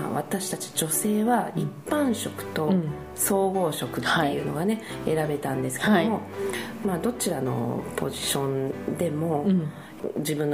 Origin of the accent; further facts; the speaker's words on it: Kyushu, Japan; moved away as an adult; now in Tokyo, Japan; 私の実家は九州なので、